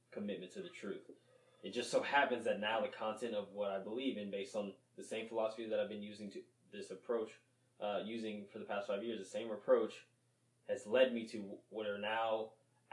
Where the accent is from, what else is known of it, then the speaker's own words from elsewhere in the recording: New Orleans, Louisiana, United States; now in Kingwood, United States; I was born in New Orleans